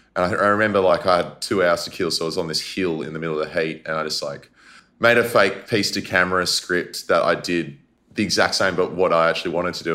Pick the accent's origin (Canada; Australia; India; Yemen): Australia; Perth, Western Australia; moved away as an adult; also born or lived in Sydney; growing up in Perth, liked footy, like AFL, but didn't love it